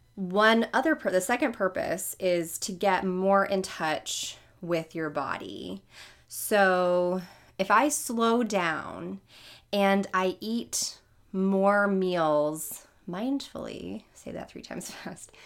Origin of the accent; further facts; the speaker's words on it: New Orleans, Louisiana, United States; I'm from New Orleans